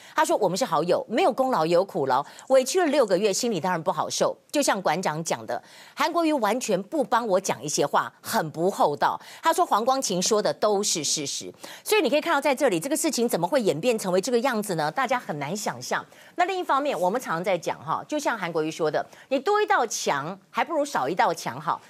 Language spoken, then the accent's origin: Chinese; Kaohsiung, Taiwan; 我们高雄